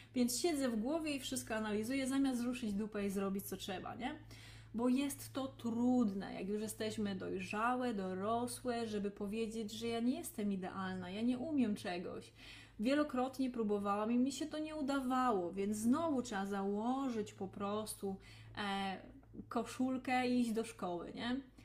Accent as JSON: {"language": "Polish", "region": "Lesser Poland", "country": "Poland", "tie": "born or raised there", "said": "Ja pochodzę z rodziny rolniczej, z małej miejscowości w Małopolsce"}